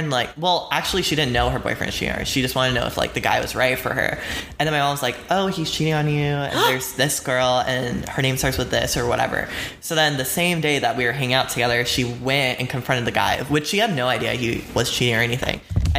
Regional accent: South Carolina, United States; also born or lived in Atlanta, Georgia / Florida; Okay, so I was born in Atlanta, Georgia. And then I was moved to South Carolina with my family. And then that's kind of where I was raised.

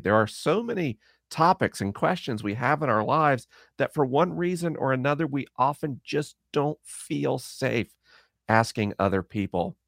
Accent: Florida, United States; Orlando, back in my home state of Florida

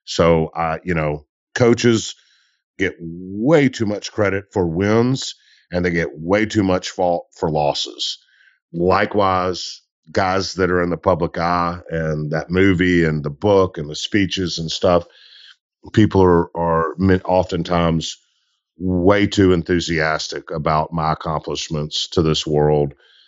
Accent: Mississippi Delta, United States; I am from the Delta South, where cotton is king

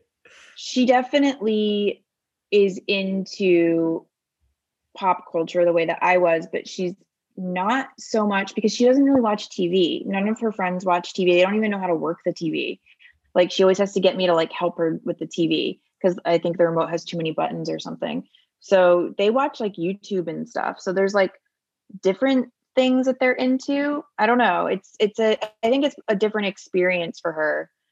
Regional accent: Bucks County, outside Philadelphia, Pennsylvania, United States; moved away; I grew up in Bucks County, which is outside of Philadelphia

